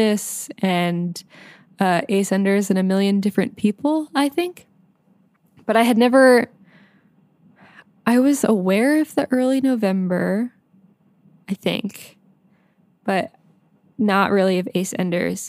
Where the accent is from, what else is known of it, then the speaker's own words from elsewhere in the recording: northeastern Pennsylvania, United States; also born or lived in Syracuse; I drove down from my hometown in northeastern Pennsylvania